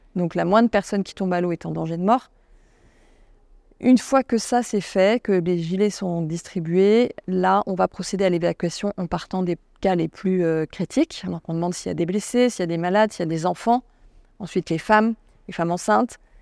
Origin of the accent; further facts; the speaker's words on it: France; je suis française